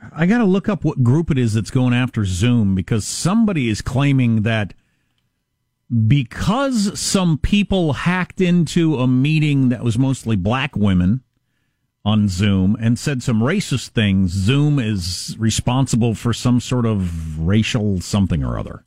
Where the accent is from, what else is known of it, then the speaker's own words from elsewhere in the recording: Wisconsin, United States; One, it's my home state. Two, it's one of my home states.